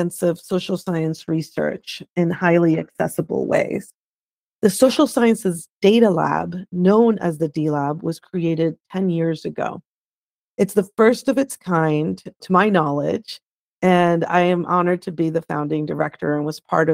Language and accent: English; La Paz, Bolivia; now in United States; I'm originally from La Paz, Bolivia. I came to the United States as a political refugee